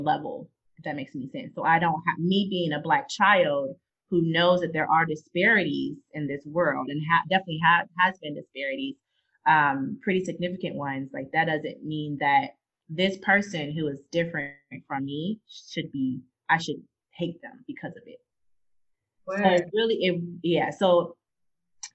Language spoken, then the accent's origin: English; Chicago, Illinois, United States; Growing up in Chicago, growing up, I mean, I had literally, I was in majority Black schools